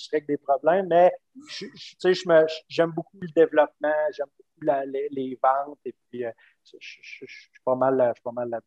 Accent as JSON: {"language": "French", "town": "Cap-de-la-Madeleine", "region": "Quebec", "country": "Canada", "tie": "born or raised there", "also_born_or_lived": "Trois-Rivières / Montreal / Vancouver", "said": "je suis originaire du Cap de la Madeleine, euh, né au Cap de la Madeleine, euh, fait des études à, Trois-Rivières, j'ai fait des études à Montréal, je me suis promené un petit peu après, travaillé à Montréal. Je suis allé, même faire un petit tour à Vancouver"}